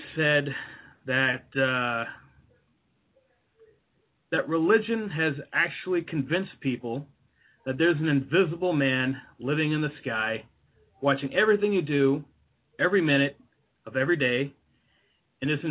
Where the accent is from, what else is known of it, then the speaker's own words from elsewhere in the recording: Deep South, United States; I grew up in the Deep South, where religion and Jesus is the thing